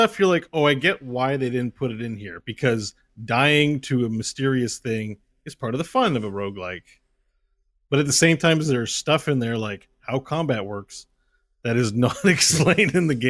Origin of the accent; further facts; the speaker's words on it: Canada; I'm from Canada, so many farmers there, Scott.